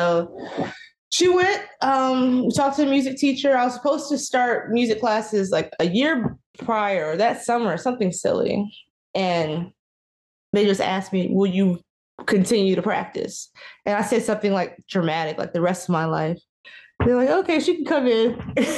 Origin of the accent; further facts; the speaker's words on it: Marietta, Georgia, United States; also born or lived in Oklahoma City, United States; I was born in Oklahoma, city, Oklahoma, the city part of Oklahoma. And we moved around a lot. So I claim Marietta, Georgia. So North Atlanta, that's where I spent a lot of my adolescence and grew up.